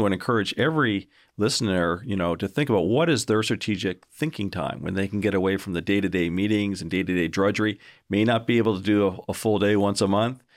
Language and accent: English; Canada; moved away as an adult; also born or lived in United States; now in Augusta, United States; I'm not originally from Georgia, surprise, uh, originally from, from Canada